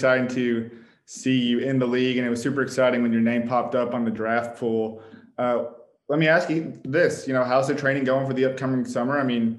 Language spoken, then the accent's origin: English; Gwinnett County, Georgia, United States; also born or lived in Sandy Springs, Georgia; I'm kind of from that same area. I'm from like the Sandy Springs area is where I was recently at, but I was born in Gwinnett County over there